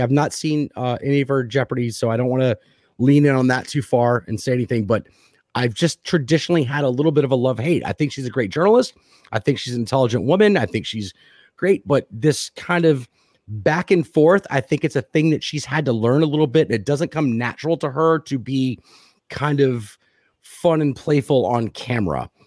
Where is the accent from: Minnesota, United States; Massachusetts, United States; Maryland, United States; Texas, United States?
Texas, United States; I'm from Texas